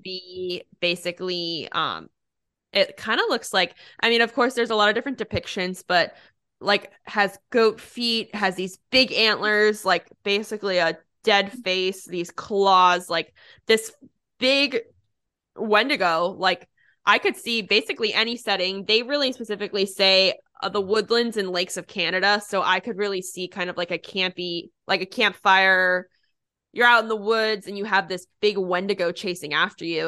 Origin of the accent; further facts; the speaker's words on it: United States; I'm from Pennsylvania, New Jersey area